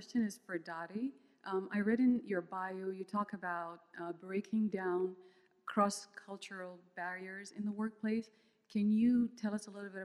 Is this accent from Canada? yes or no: no; Sudan; moved away; Was born and raised in Sudan. My parents are from Eritrea, Ethiopia